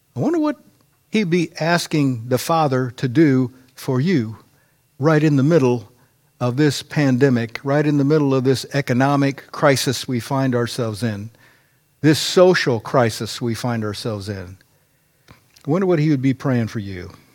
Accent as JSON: {"language": "English", "country": "United States", "said": "as an American"}